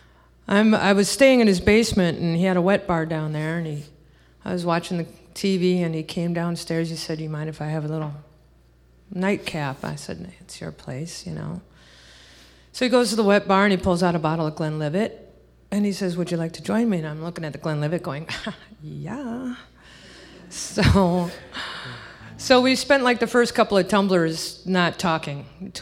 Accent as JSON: {"language": "English", "town": "Minneapolis", "region": "Minnesota", "country": "United States", "tie": "born or raised there", "also_born_or_lived": "Los Angeles, California / San Jose, California", "moved": "yes", "lives_now": "Davenport, Iowa, United States", "said": "I was born in L.A. Grew up in San Jose for a time, and then was moved out to Minneapolis and basically raised and grew up there"}